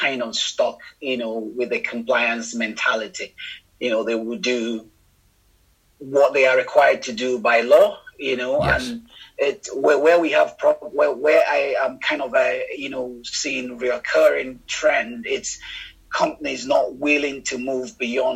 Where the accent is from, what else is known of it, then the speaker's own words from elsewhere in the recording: Nigeria; moved away as an adult; now in United Kingdom; growing up in Nigeria, you know, and looking at, you know, some of the environmental problems, particularly in the Niger Delta region of the country, where which is quite close to where I grew up